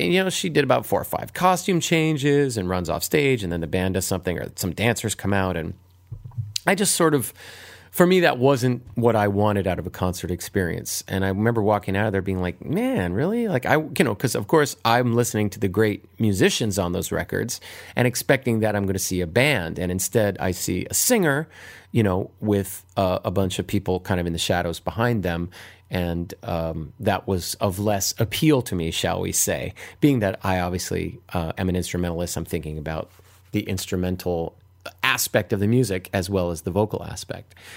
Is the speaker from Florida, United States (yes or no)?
no; Hawaii, United States; moved away; my years growing up in Hawaii